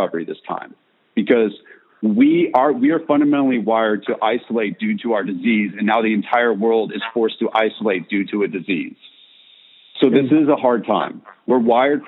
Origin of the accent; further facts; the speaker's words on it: California, United States; moved away; also born or lived in Tennessee; I'm from California. I say dude all the time